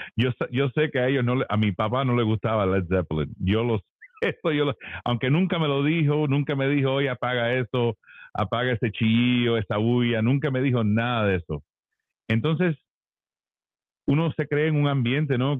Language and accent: Spanish; Miami, Florida, United States; moved away as an adult; now in Nashville, United States; yo soy hijo de padres cubanos y, me crié en Miami, eh, cubanito